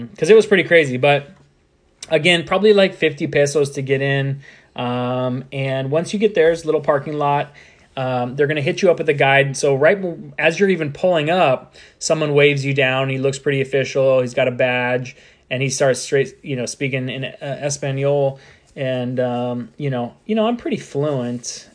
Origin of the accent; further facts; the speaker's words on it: United States; I'm American